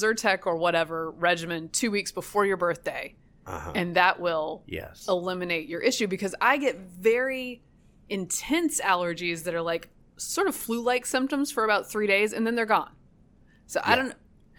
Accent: the South, United States; now in Washington, United States; I am from the South. I have a warm birthday.

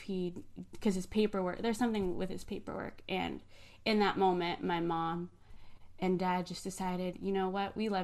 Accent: Henderson, Nevada, United States; moved away as an adult; also born or lived in Long Beach, California; now in Austin, United States; I grew up in Henderson, Nevada, which is a big population of Mormons

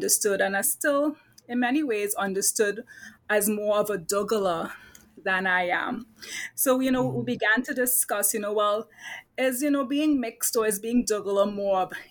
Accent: Trinidad & Tobago; now in Brooklyn, United States; I'm currently, right now in Brooklyn, New York, you know, where I teach at Brooklyn College, but I am from Trinidad, right? True Trini.

